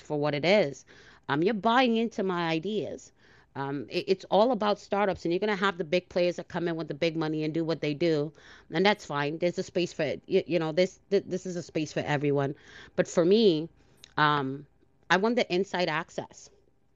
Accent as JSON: {"language": "English", "country": "Trinidad & Tobago", "tie": "born or raised there", "said": "I was born in Trinidad."}